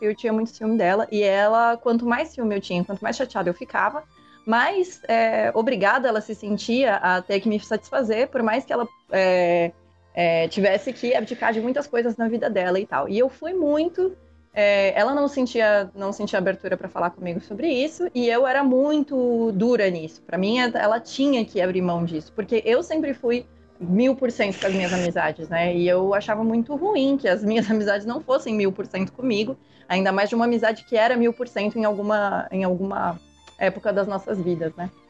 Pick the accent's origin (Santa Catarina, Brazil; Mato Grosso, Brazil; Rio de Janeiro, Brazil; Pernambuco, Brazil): Santa Catarina, Brazil; Florianópolis; moved away; quando eu ia para minha cidade natal, que é que era Florianópolis